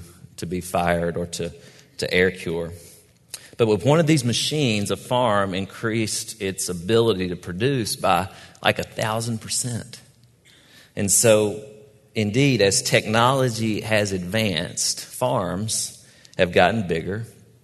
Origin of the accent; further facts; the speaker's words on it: Cross Plains, Tennessee, United States; I grew up in Robertson County, Tennessee, Cross Plains, the town